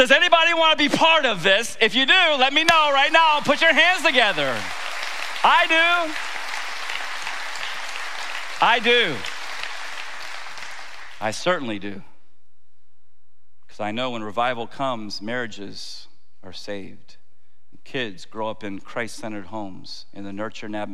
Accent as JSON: {"language": "English", "town": "Tampa", "region": "Florida", "country": "United States", "said": "I'm not from New Jersey. I'm from Tampa"}